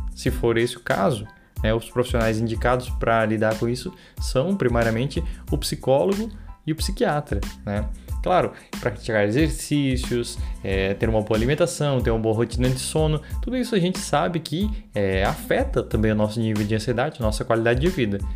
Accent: Santa Catarina, Brazil; sou de Santa Catarina

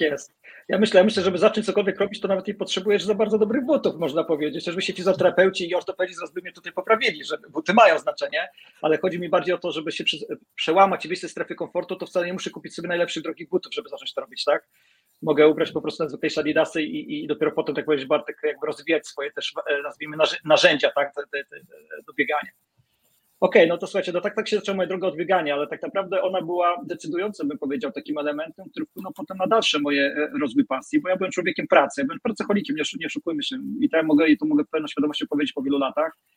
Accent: Gdańsk, Pomeranian Voivodeship, Poland; jestem gdańszczaninem

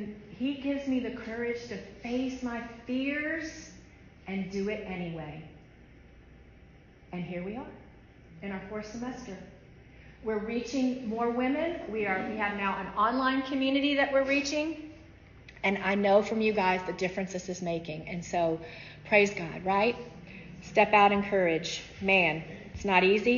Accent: Atlanta, Georgia, United States; I was raised in Atlanta, Georgia

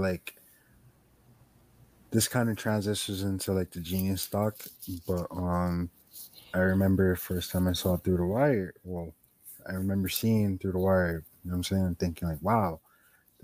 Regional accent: Miami, Florida, United States; we're from Miami.

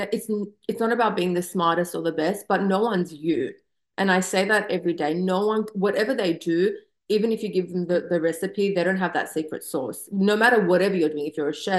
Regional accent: Australia; moved away as an adult; now in Southern California, United States; growing up in Australia, I just moved here a few years ago.

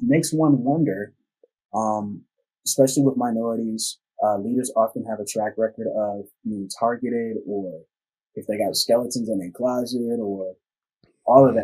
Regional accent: United States; the most segregated city in the United States of America, my hometown

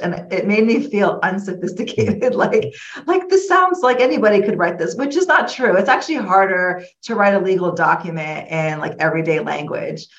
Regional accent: Florida, United States; moved away as an adult; now in Illinois, United States; I grew up in Florida. I moved to Illinois um, in 2008

